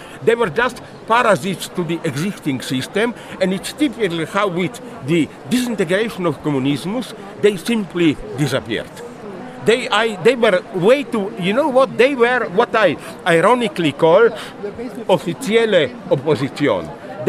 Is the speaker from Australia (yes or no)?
no; Slovenia; English is a second language